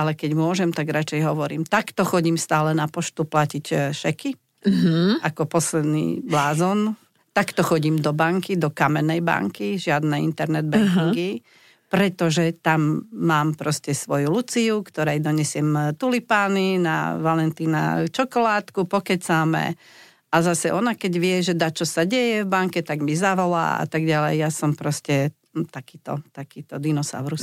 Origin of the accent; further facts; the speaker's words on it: Slovakia; my sme zvyknutí Slováci